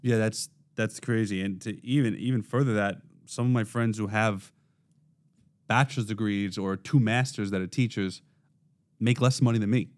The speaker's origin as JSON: {"language": "English", "town": "New York City", "region": "New York", "country": "United States", "tie": "born or raised there", "accent": "Brooklynese", "said": "I was raised in Brooklyn, so this is how I talk"}